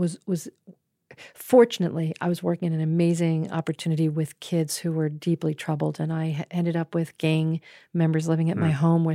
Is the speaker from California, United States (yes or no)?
no; East Brunswick, New Jersey, United States; also born or lived in Rochester, New York; I was born in Rochester, New York, but I was raised in suburban New Jersey